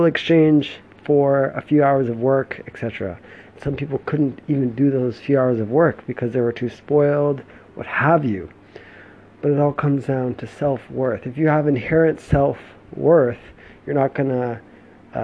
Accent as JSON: {"language": "English", "country": "United States", "moved": "as an adult", "said": "my home country, the US"}